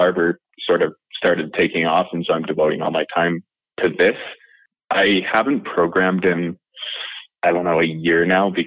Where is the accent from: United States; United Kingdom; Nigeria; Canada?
Canada; Alberta; also born or lived in Valleyview, Alberta / Edmonton, Alberta; now in Calgary, Canada; I grew up in Alberta, and so one of the provinces in Canada. I was born in a town called Valley View